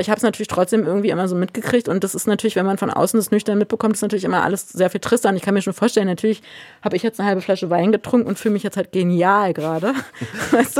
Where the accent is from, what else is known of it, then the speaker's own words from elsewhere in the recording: Berlin, Germany; dass ich hier in Berlin als Berlinerin sitze